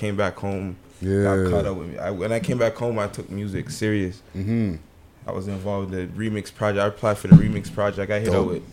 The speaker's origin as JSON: {"language": "English", "town": "Toronto", "region": "Ontario", "country": "Canada", "said": "I'm from Western Road."}